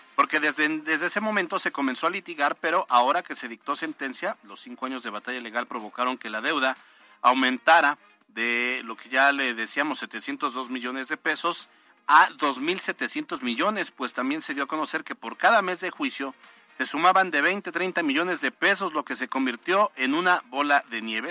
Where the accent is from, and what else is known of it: Puebla, Mexico